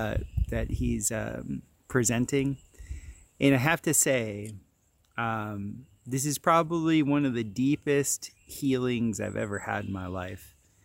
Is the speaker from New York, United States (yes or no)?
no; Florida, United States; And growing up in South Florida, even though he's from the Northeast, we had many of the similar cultural upbringing.